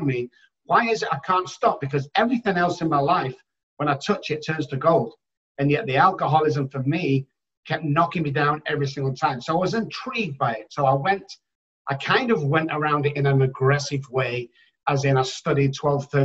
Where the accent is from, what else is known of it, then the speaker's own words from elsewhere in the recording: Manchester, North West England, United Kingdom; moved away as an adult; now in San Antonio, United States; I'm from Manchester in the United Kingdom